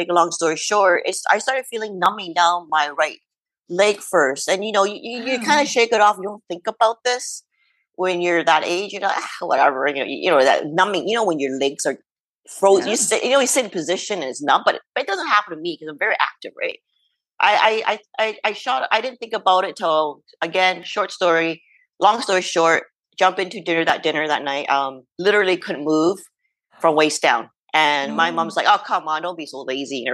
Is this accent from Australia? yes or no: no; Canada; I'm Chinese Canadian